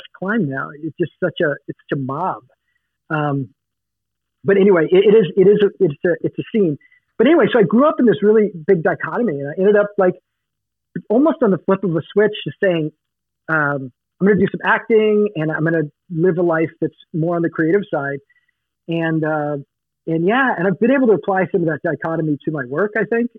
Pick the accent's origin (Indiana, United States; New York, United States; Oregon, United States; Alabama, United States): Oregon, United States; moved away; also born or lived in Los Angeles, California; I grew up partly in the Oregon woods